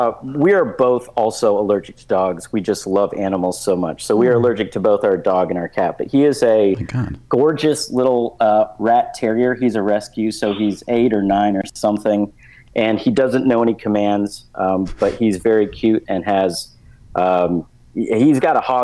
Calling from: Charlottesville, Virginia, United States; I'm calling from Charlottesville, Virginia, home of the Nazis.

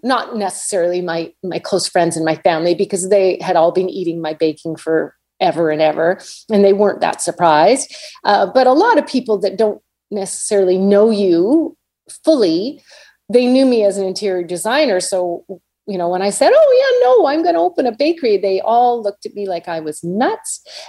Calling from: Vancouver, British Columbia, Canada; Well, I am joining you from Vancouver, Canada.

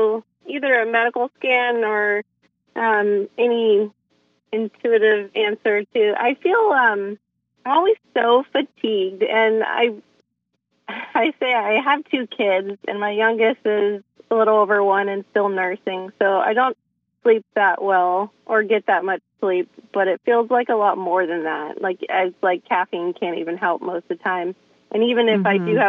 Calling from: Rohnert Park, California, United States; I'm calling from Rohnert Park, California, kind of near San Francisco.

